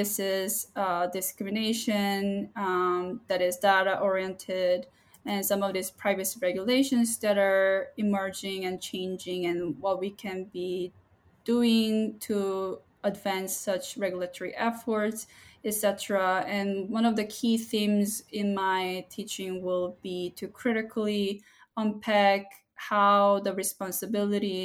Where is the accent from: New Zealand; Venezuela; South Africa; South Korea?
South Korea; Seoul; now in San Diego, United States; I'm originally from Seoul, South Korea